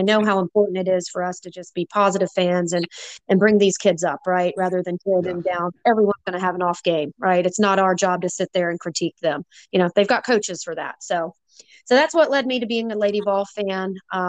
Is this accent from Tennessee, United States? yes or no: yes; Knoxville, Tennessee, United States; I'm actually from Knoxville. I graduated from UT in 2001.